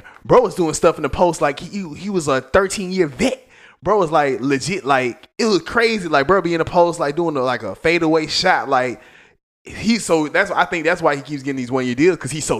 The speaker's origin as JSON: {"language": "English", "town": "Mobile", "region": "Alabama", "country": "United States", "said": "I'm from Mobile"}